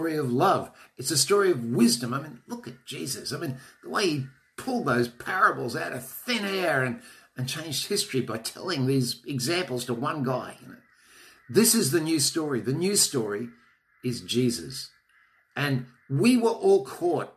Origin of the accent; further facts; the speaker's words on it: Australia; I'm an Australian.